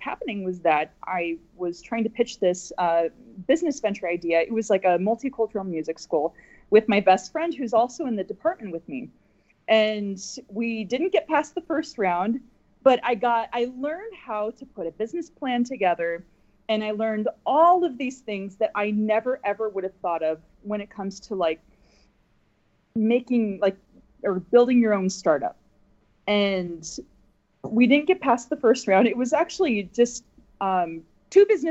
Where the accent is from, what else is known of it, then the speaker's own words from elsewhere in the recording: Nebraska, United States; I'm originally from Nebraska, and I grew up in a Czech American family